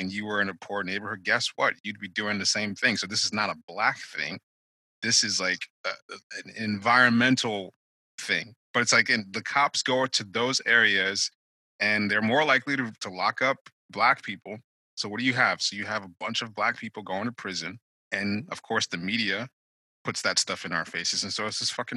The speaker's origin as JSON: {"language": "English", "country": "Nigeria", "moved": "yes", "lives_now": "United States", "said": "as a Nigerian"}